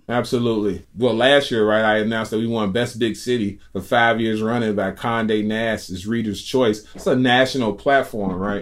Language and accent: English; Chicago, Illinois, United States; I'm a Chicagoan